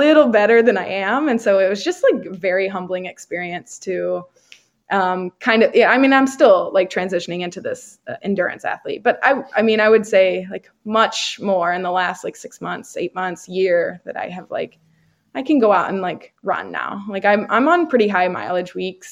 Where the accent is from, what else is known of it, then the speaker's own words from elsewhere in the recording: Perryville, Missouri, United States; I'm from a town called Perryville, Missouri